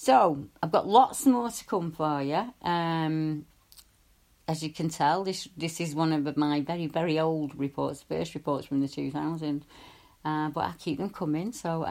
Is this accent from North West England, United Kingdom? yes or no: yes; Salford, North West England, United Kingdom; in my hometown, and I'm sorry if my accent gets a bit thicker, but in my hometown